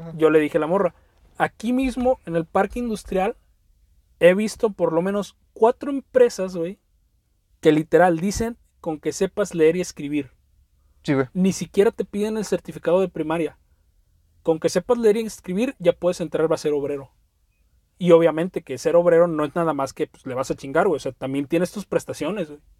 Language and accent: Spanish; Veracruz, Mexico; also born or lived in Poza Rica; Veracruz, la zona de donde soy